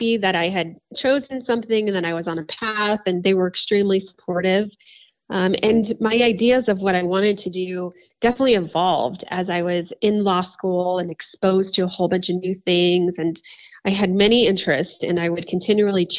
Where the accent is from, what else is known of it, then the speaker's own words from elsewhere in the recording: Florida, United States; now in Colorado, United States; I'm from Florida. So I grew up in Florida.